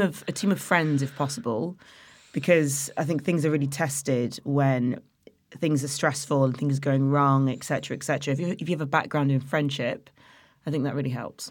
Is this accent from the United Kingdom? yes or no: yes; Nottingham, East Midlands, United Kingdom; moved away; also born or lived in Loughborough; I'm from Nottingham originally.